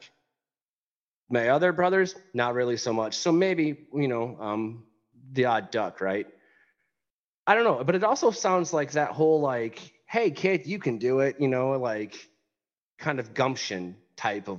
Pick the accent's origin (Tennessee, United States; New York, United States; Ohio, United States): Tennessee, United States; West; when I was young, I grew up in West Tennessee